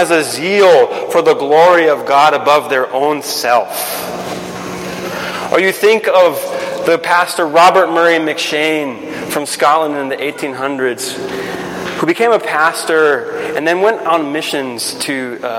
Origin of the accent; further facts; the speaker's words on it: Guatemala; moved away; I grew up in Guatemala